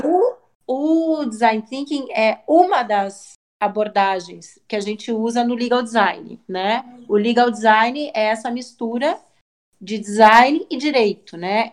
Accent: Curitiba, Paraná, Brazil; also born or lived in São Paulo; Também sou curitibana, né, moro em Curitiba hoje

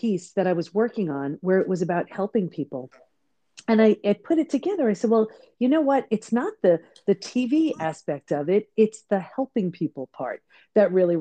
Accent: Long Island, New York, United States; also born or lived in San Diego; I grew up on Long Island in New York, so not where I live now.

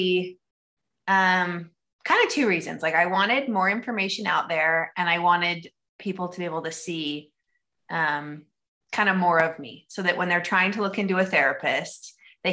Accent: Idaho, United States; moved away as an adult; now in Orem, United States; So I am originally from Idaho. That's where I was born and raised

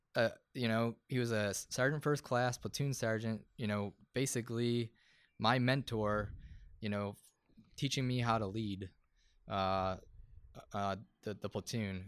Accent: Buffalo, New York, United States; I'm, I'm from Buffalo

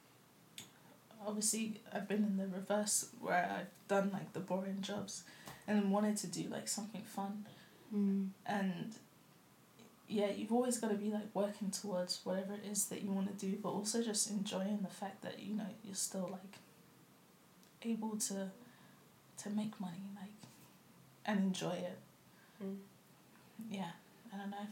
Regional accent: London, United Kingdom; moved away as an adult; now in New Zealand; when I grew up in London

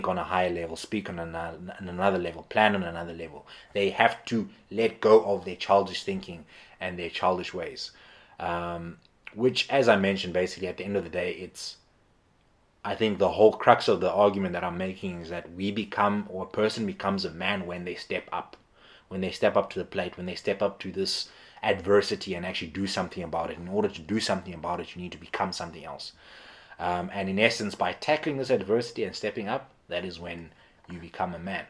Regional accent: Eastern Cape, South Africa; I grew up in the Eastern Cape in South Africa

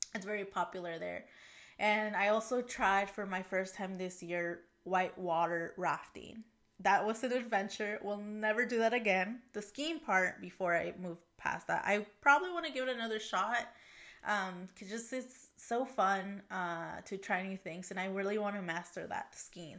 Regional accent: Portland, Oregon, United States; also born or lived in Puebla, Mexico; I grew up in this area

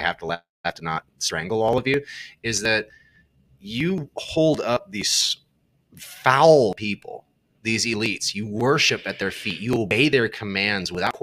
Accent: Southern California, United States; as a kid growing up in Southern California

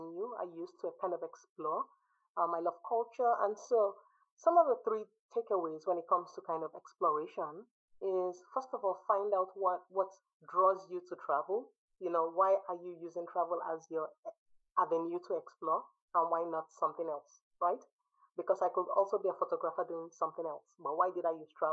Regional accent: Nigeria; also born or lived in United States; now in Sweden; I grew up in Nigeria. I spent 16 years in the US and I've been in Sweden for over a decade

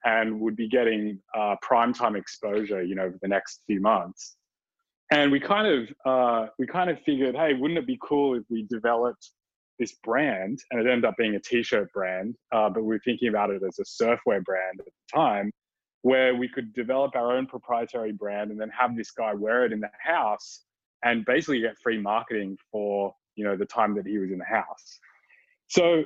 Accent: Sydney, New South Wales, Australia; back when I was a wee little undergrad in my hometown of Sydney, Australia

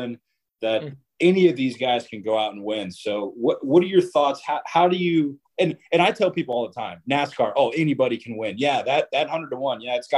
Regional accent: Ponte Vedra Beach, Florida, United States; I am actually born and raised in Ponte Vedra Beach, Florida, home of the Players

